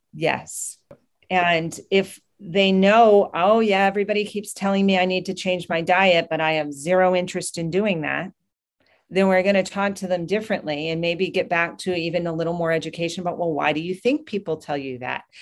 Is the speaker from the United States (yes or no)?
yes; New Hampshire, United States; moved away; From New Hampshire is where I grew up